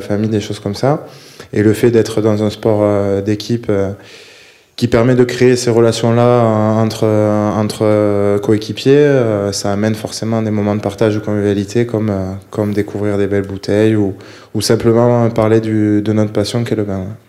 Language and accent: French; Bordeaux region, Nouvelle-Aquitaine, France; moved away; de la région bordelaise, on est, on est plusieurs joueurs à en être originaires